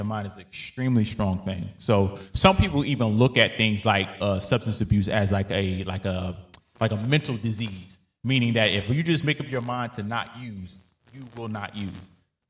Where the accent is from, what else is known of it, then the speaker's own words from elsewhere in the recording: United States; because us as African American people have been so behind for so many years, we're having to play catch up.